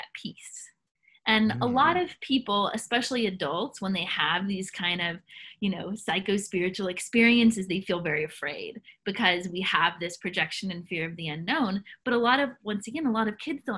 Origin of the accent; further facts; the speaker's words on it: Nashville, Tennessee, United States; I grew up in Tennessee, grew up in Nashville, Tennessee.